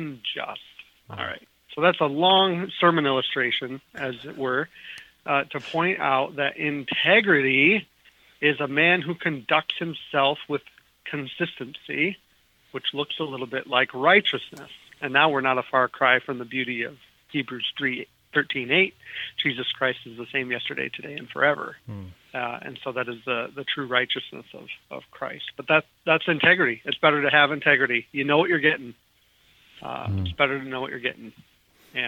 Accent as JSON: {"language": "English", "region": "Minnesota", "country": "United States", "tie": "born or raised there", "said": "As a kid, I grew up in Minnesota"}